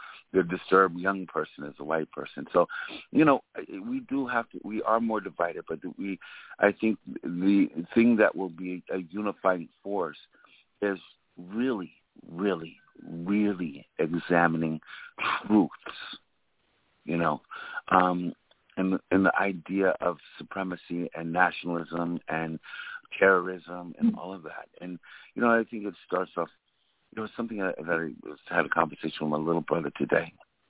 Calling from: New York City, New York, United States; I'm calling from Brooklyn, New York.

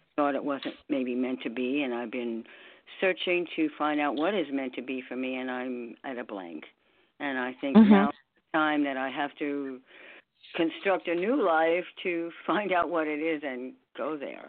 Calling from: New York, United States; I'm calling from New York, so not all that international.

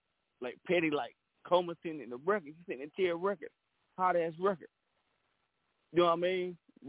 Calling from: North Carolina, United States; Man, you already know I'm calling in from City Grove, Southern Prep Road, North Carolina, Brother County.

